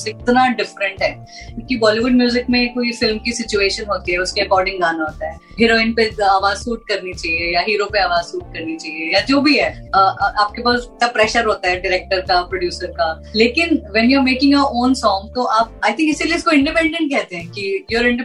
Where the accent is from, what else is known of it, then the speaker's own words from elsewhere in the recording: Punjab, India; क्योंकि मैं पंजाबी हूँ मैं सरदारनी हूँ